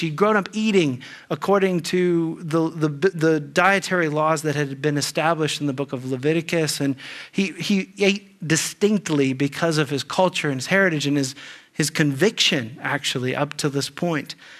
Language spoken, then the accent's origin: English; Dayton, Ohio, United States; growing up in Dayton, Ohio